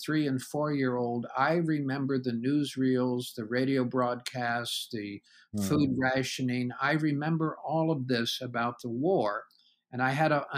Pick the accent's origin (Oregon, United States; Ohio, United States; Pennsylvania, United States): Ohio, United States; Columbus; moved away as an adult; also born or lived in California / Warsaw, Virginia; I was born in Columbus, Ohio. I'm a native Ohioan, left there to do some graduate work in California.